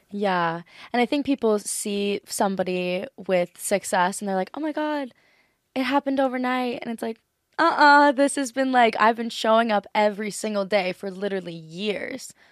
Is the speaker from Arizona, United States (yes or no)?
no; Maui, Hawaii, United States; I'm from Maui, Hawaii